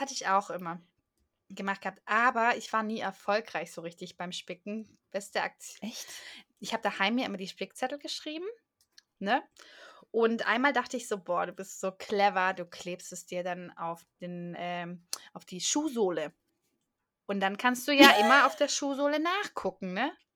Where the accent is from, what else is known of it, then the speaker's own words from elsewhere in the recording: Swabia, Baden-Württemberg, Germany; moved away; ich bin doch Schwabe